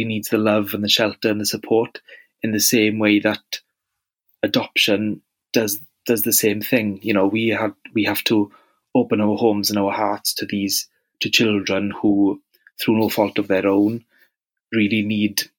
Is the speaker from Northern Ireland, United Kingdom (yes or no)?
no; Wales, United Kingdom; accent: Welsh; as you might have guessed from my accent, I'm very, very Welsh